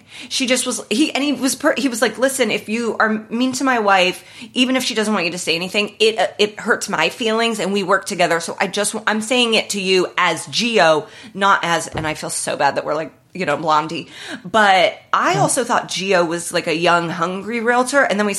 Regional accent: Midwest, United States; We're both from the Midwest, so we like know the temperament of a Midwestern mom.

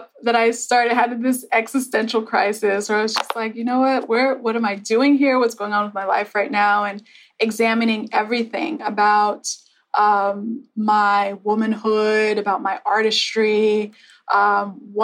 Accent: Texas, United States; moved away as an adult; also born or lived in Liberia / New York; I would initially say Texas, specifically when I moved to New York

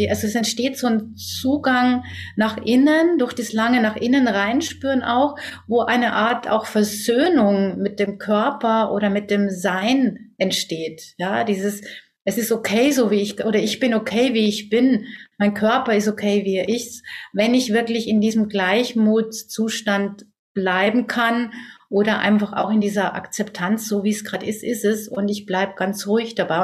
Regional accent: Germany; bei uns in Deutschland

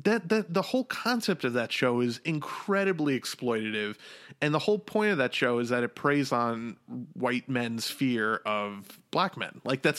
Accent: New York, United States; I'm from New York

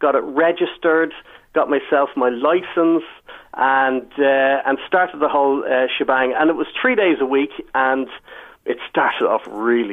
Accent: Fingal, Leinster, Ireland; moved away as an adult; also born or lived in Nerja, Spain; now in Spain; I'm from Fingal, which is like Holland

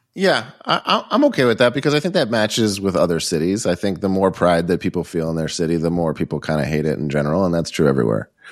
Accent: Boston, Massachusetts, United States; now in Los Angeles, United States; my hometown of Boston

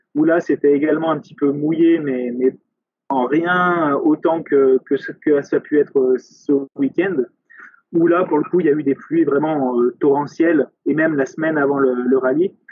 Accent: France; chez nous en France

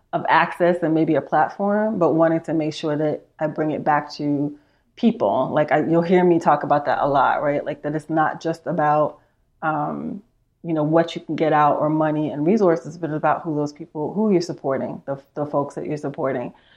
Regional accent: New York City, New York, United States; moved away as an adult; also born or lived in Manhattan; now in Austin, United States; I am originally from New York. I'm from Queens, spent a lot of my time in, uh, the city of Manhattan

